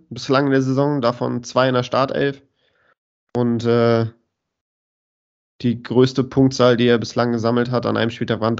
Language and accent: German; Cologne, North Rhine-Westphalia, Germany; ich als Kölner mit vielen FC-Fans um mich herum